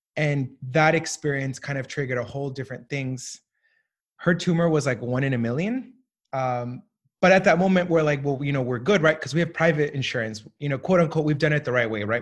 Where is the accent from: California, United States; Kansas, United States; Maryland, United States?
California, United States; Southern; also born or lived in Colombia; now in Washington, D.C., United States; I grew up in, uh, Southern California, w, w, West Coast